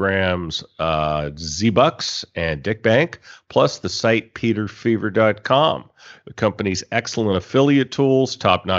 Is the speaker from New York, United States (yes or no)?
no; San Francisco, California, United States; moved away as an adult; also born or lived in Bangkok / Pattaya; now in Thailand; my hometown of San Francisco